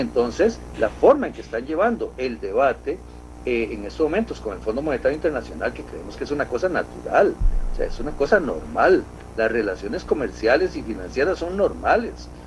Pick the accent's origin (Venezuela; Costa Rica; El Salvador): Costa Rica; somos costarricenses